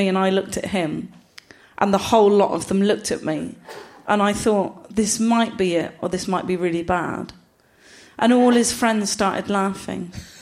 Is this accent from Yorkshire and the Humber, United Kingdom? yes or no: no; Gloucester, South West England, United Kingdom; I'm from Gloucester.